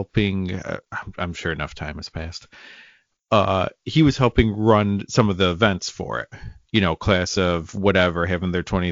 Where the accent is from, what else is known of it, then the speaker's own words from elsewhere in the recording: upstate New York, United States; I am from what I would consider a small town in upstate New York